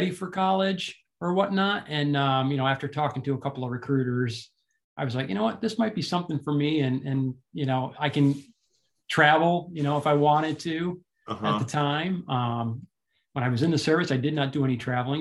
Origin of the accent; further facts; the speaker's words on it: Saratoga Springs, New York, United States; I grew up in Saratoga Springs, New York, just about 30 minutes north of Albany